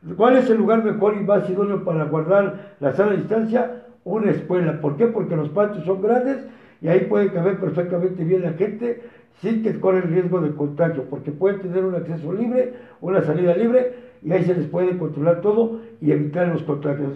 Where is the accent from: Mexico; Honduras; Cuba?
Mexico; somos nosotros los mexicanos